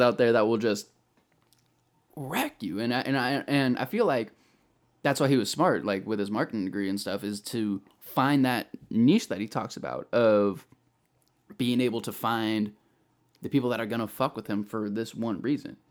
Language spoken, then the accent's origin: English; Bay Area, California, United States; moved away as an adult; now in Sacramento, United States; I'm originally from the Bay Area, uh, moved up here to Sacramento about three, four years ago